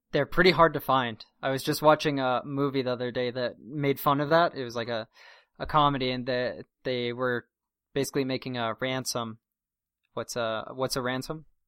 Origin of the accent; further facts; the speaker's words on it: Durango, Colorado, United States; my hometown in Durango, the area code, which means the, basically the number that precedes the someone's local number is nine seven oh